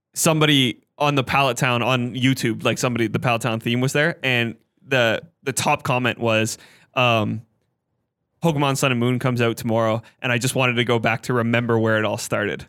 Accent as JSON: {"language": "English", "country": "Canada", "said": "we're Canadian"}